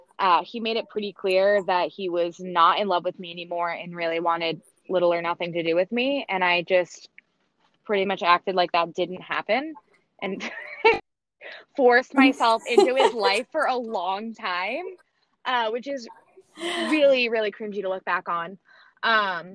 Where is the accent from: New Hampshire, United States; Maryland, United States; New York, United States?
New Hampshire, United States; also born or lived in Florida; I grew up in New Hampshire, which is where I currently live as well.